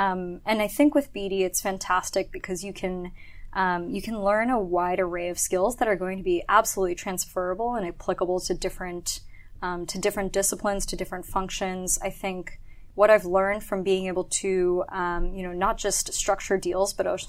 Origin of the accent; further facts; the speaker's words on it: Tokyo, Japan; also born or lived in Hong Kong / Sydney / London / Milan; So growing up in Japan, so I grew up in Tokyo mostly. I was born in Hong Kong. Lived in Sydney for a couple years, in London, in Milan